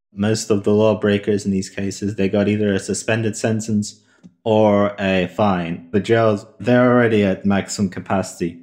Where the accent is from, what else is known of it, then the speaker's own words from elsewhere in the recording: Russia; moved away; I was born in Russia, I've got family there